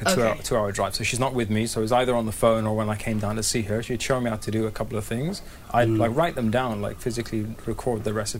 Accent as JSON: {"language": "English", "country": "Sudan", "tie": "born or raised there", "moved": "yes", "lives_now": "United Kingdom", "said": "I grew up in Sudan and had this childhood there. And we moved to the UK."}